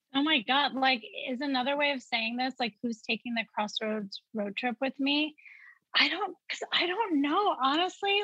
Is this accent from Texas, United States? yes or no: no; Wisconsin, United States; growing up in Wisconsin, you know, I was always proud to be South Asian.